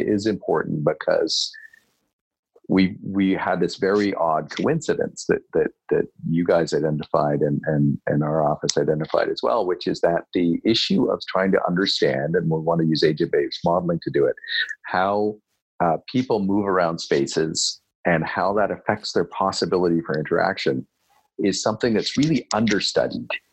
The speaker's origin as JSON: {"language": "English", "town": "Kingston", "region": "Ontario", "country": "Canada", "tie": "born or raised there", "said": "I'm a small town Ontario boy. Not quite a small town of that. I grew up in Kingston"}